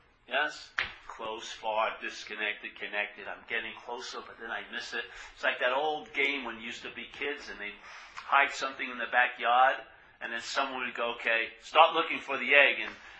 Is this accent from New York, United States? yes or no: yes; New York, United States; accent: New York; And especially my accent. It's got a New York accent. It's my voice.